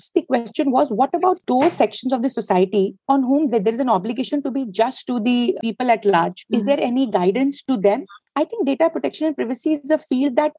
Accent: India; I'm an Indian

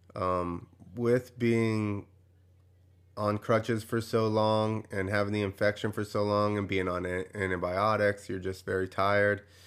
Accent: New Jersey, United States; I grew up in New Jersey

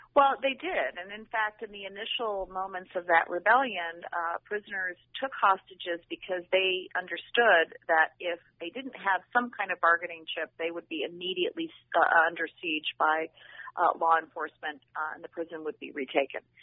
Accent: Detroit, Michigan, United States; I'm also from Detroit

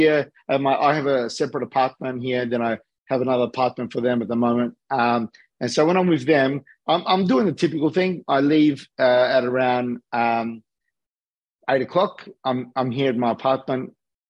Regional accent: Australia; accent: Australian; also born or lived in Los Angeles, United States; I'm born and raised in Australia, but I live between LA and Sydney

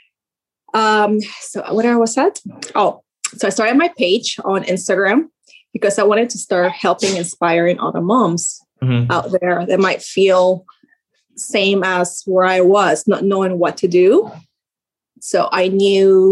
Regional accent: Sarasota, Florida, United States; I'm from Sarasota, Florida.

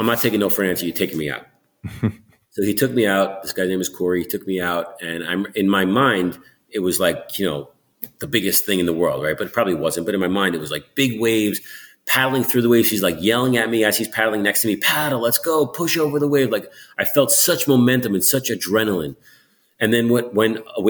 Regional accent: New York City, New York, United States; moved away as an adult; now in Malibu, United States; I'm a New Yorker

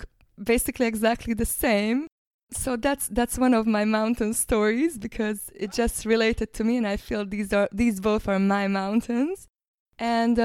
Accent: Hungary; now in New Zealand; I'm originally from Hungary, but I live now in New Zealand

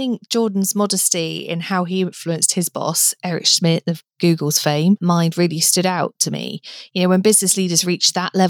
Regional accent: United Kingdom; as a Brit

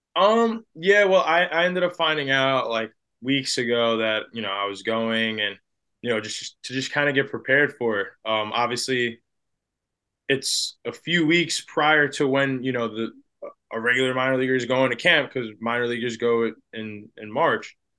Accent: New Jersey, United States; I grew up in New Jersey

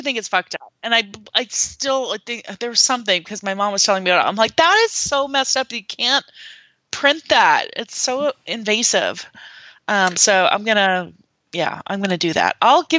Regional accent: small town near Fargo, North Dakota, United States; born or raised there; moved away

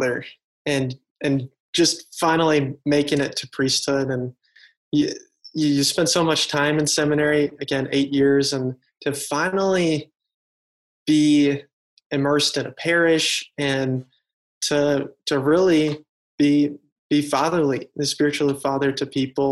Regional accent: Chicago, Illinois, United States; Grew up in the Chicago area all of my life

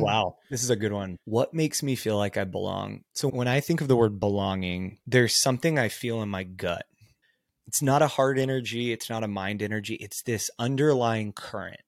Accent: Texas, United States; I grew up in a smaller Texas town.

